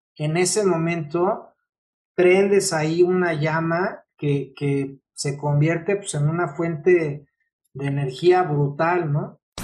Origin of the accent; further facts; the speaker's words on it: Mexico; yo soy mexicano, entonces tengo una cultura muy latina